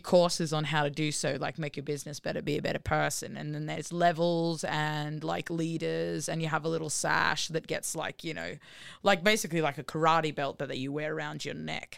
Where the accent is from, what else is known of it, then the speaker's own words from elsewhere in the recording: Gold Coast, Queensland, Australia; moved away as an adult; I'm from the Gold Coast, and I moved here only three years ago